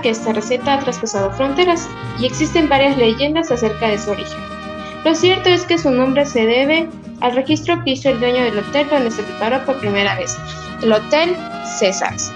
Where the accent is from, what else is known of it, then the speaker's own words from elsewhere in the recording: Mexico; como mexicanos nos sintamos orgullosos de ello